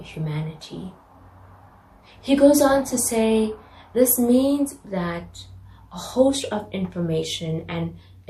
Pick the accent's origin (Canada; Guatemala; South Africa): South Africa; moved away; I grew up in South Africa, a country newly integrating black and white people